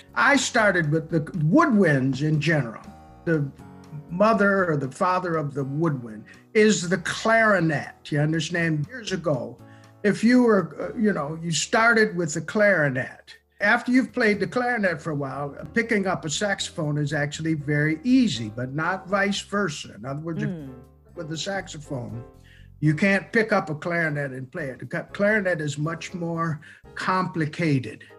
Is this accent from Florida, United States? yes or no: no; Olean, New York, United States; my hometown